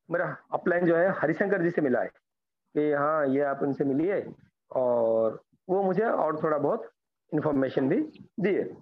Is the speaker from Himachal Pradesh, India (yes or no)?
no; Bhubaneswar, Odisha, India; मैं उड़ीसा भुवनेश्वर से बिलोंग करता हूँ